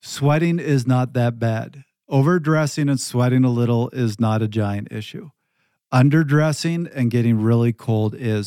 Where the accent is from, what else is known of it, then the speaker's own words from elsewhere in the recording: Canada; moved away; also born or lived in Pacific Northwest; I'm from Canada. I've lived in the Pacific Northwest where it's forty degrees and raining every single day.